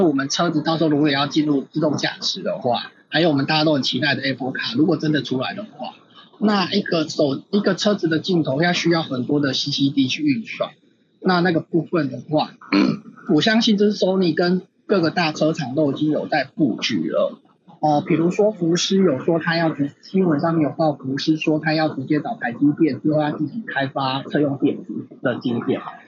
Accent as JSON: {"language": "Chinese", "country": "Taiwan", "said": "我们台湾人"}